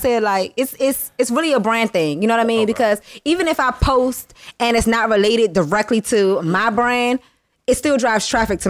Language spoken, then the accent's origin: English; District Heights, Maryland, United States; moved away as an adult; now in Washington, D.C., United States; I was born in D.C., moved to Maryland when I was about 4 or 5, raised in Maryland, and then I recently moved back to D.C. December.